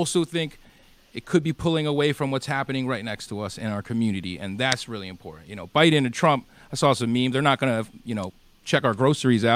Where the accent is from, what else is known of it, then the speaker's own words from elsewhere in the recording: Philadelphia, Pennsylvania, United States; moved away; I'm from Philly originally